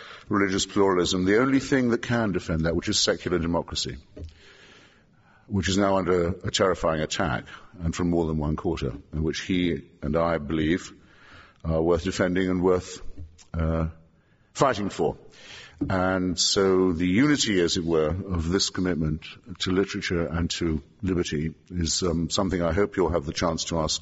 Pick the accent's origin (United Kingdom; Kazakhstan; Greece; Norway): United Kingdom; England; an Englishman who tries to make his living by our language